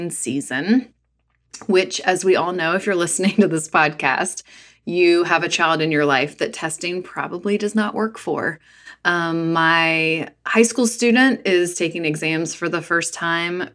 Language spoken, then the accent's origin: English; North Carolina, United States; as a girl growing up in North Carolina